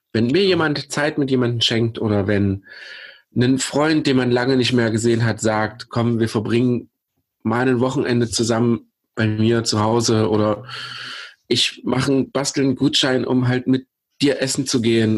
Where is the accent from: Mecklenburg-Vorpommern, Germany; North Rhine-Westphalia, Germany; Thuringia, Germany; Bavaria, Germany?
Thuringia, Germany; Pößneck; in meiner Heimatstadt Pösneck